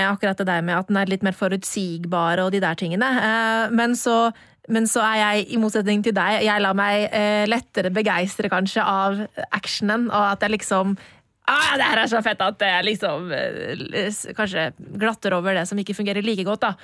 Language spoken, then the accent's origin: Norwegian; Netherlands; … i Nederland. Jeg er fra Nederland.